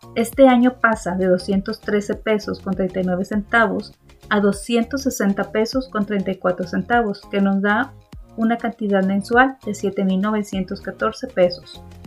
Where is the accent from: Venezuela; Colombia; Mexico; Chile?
Mexico; como mexicanos